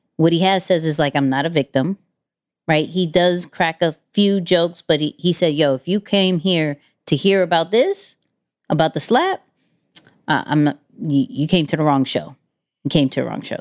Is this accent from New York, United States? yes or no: yes; New York, United States; I'm a New Yorker